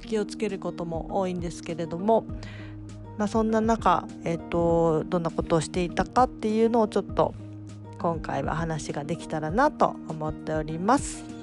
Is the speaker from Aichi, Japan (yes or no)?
no; Fukuoka, Japan; now in Tokyo, Japan; 地元の福岡に帰っておりました